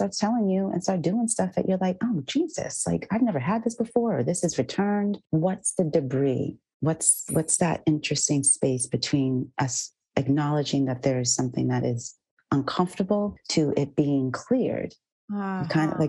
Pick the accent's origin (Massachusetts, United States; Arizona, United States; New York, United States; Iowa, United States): Massachusetts, United States; I grew up in Massachusetts as well.